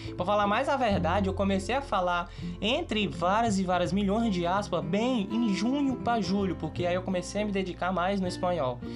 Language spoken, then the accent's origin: Portuguese; Brazil; eu sou, sou brasileiro